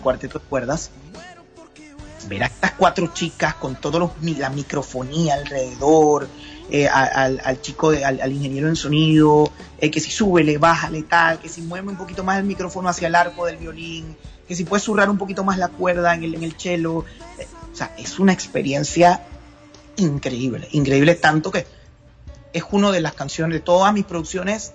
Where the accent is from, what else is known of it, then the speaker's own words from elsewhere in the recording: Panama; aquí en Panamá